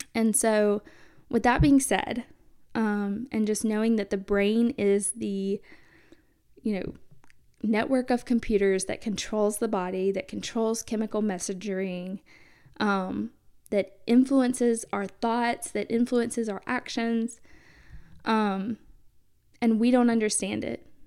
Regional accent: the South, United States; growing up in the South

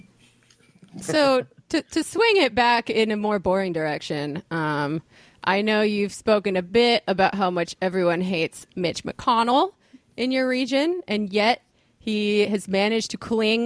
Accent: Connecticut, United States; I'm from Connecticut

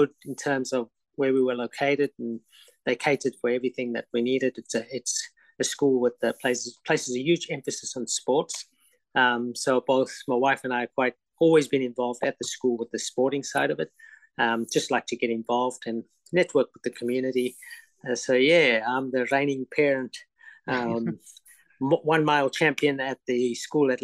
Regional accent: Durban, KwaZulu-Natal, South Africa; moved away as an adult; now in Brisbane, Australia; I was born in Durban, South Africa. Lived there obviously for most of my life, and yeah, we immigrated 22 years ago in 2000.

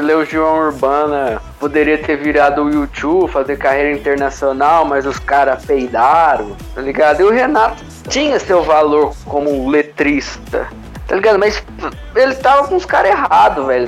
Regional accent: Belo Horizonte, Minas Gerais, Brazil; Belo Horizonte, né? Minha terra

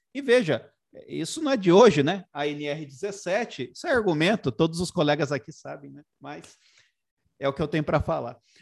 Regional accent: Sorocaba, São Paulo, Brazil; na minha cidade natal, lá em Sorocaba

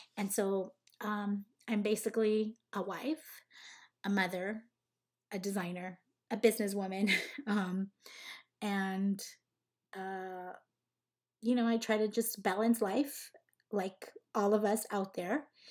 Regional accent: Cananea, Sonora, Mexico; moved away as an adult; also born or lived in Los Angeles, California / Las Vegas, Nevada; I was, uh, raised in Sonora, Mexico, in a small little town called Cananea, Sonora

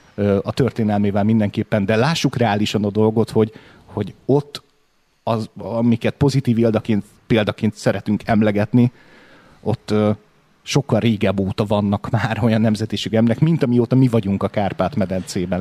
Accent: Hungary; Mi egyszerűen fiatalok vagyunk itt

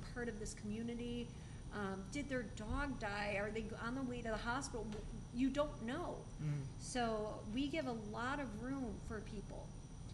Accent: suburbs of Chicago, Illinois, United States; now in Arizona, United States; I grew up in the suburbs of Chicago

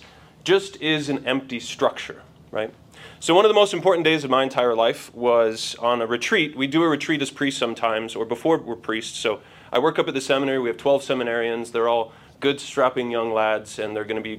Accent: Denver, Colorado, United States; my family, my parents, we grew up in Denver mostly, military family

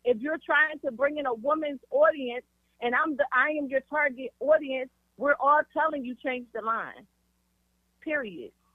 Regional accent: Philadelphia, Pennsylvania, United States; I'm from Philly

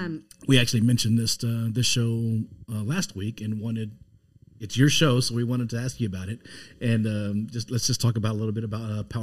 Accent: San Antonio, Texas, United States; now in Houston, United States; Bifus is from my hometown of San Antonio

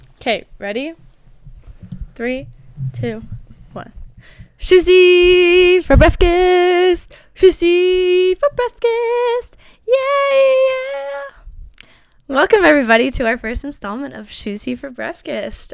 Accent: Colorado, United States; also born or lived in Germany / Netherlands; I lived in Colorado my whole life

